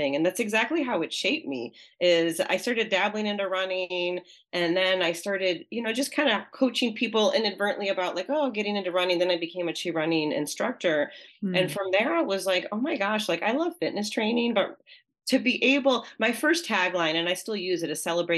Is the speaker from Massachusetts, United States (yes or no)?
yes; Pittsfield, Massachusetts, United States; my hometown of Pittsfield, Massachusetts